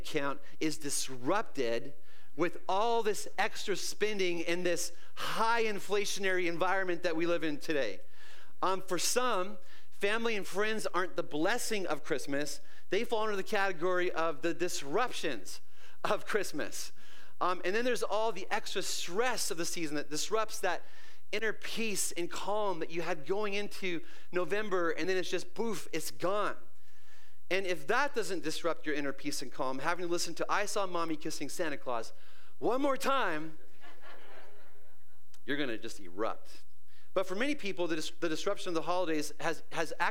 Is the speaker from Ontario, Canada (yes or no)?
no; British Columbia, Canada; moved away; I lived in this little tiny town in the middle of nowhere, BC